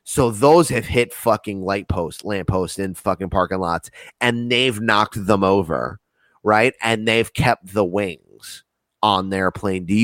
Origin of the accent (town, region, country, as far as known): United States